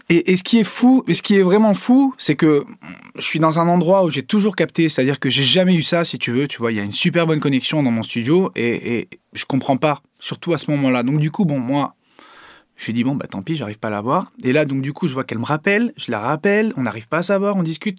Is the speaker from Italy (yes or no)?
yes; Italy; je suis italien